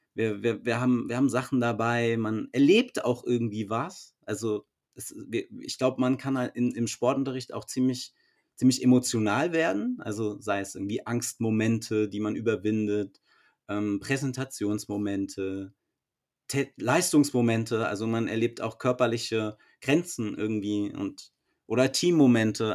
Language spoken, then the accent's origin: German; Frankfurt, Hesse, Germany; also ich komme ja aus Frankfurt